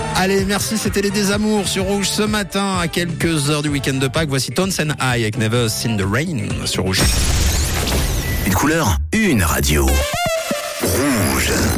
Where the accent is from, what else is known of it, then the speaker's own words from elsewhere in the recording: Switzerland; chez nous en Suisse